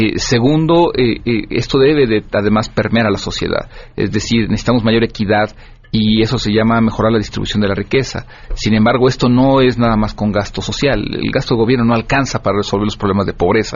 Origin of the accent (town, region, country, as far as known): Mexico